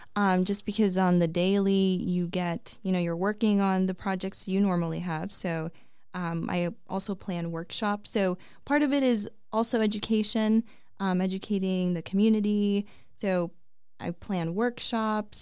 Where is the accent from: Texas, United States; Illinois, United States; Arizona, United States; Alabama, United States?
Arizona, United States; Peoria; also born or lived in Flagstaff; it's my hometown